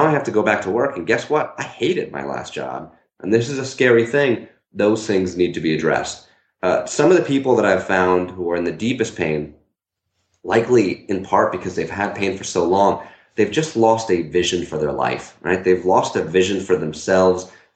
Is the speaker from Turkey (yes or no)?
no; Newtown, Connecticut, United States; my hometown is Newtown, Connecticut